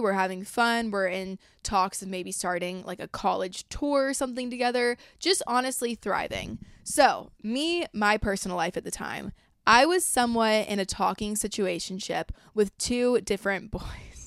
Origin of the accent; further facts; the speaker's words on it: a suburb in Georgia, United States; moved away as an adult; also born or lived in Los Angeles; I'm from, like, a suburb in Georgia about an hour, thirty minutes away from Athens, U G A, where a lot of kids I went to school with and grew up with wound up going to school